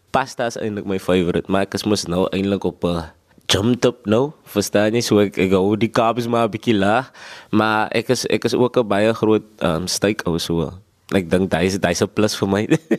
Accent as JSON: {"language": "Afrikaans", "town": "Gqeberha", "region": "Eastern Cape", "country": "South Africa", "tie": "born or raised there", "said": "ek kom van Bloemendal af ek sê altyd is van die Dal af"}